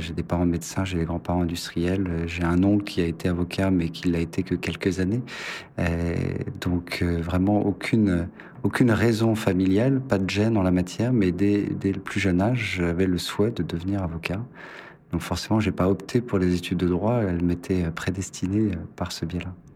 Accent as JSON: {"language": "French", "town": "Dijon", "region": "Bourgogne-Franche-Comté", "country": "France", "tie": "born or raised there", "moved": "as an adult", "lives_now": "Paris, France", "said": "je suis né à Dijon, donc j'ai commencé mes études de droit à Dijon, fait mes quatre premières années"}